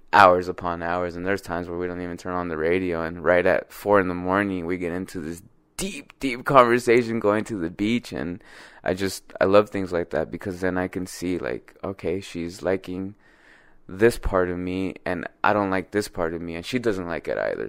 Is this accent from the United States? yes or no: yes; Compton, California, United States; I grew up in Compton